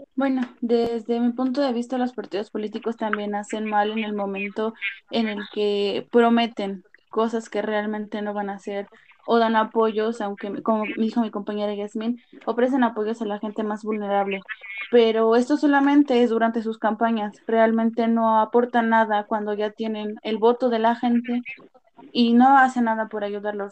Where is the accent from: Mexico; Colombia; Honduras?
Mexico; como mexicanos